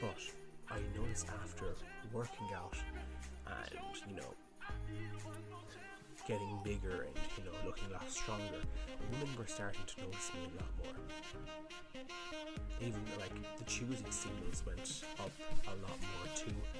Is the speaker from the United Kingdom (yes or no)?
no; Ireland; I'm Irish